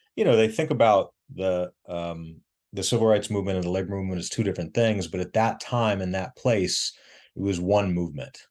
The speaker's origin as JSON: {"language": "English", "region": "Missouri", "country": "United States", "tie": "born or raised there", "moved": "yes", "lives_now": "Durham, United States", "said": "born and raised in Missouri"}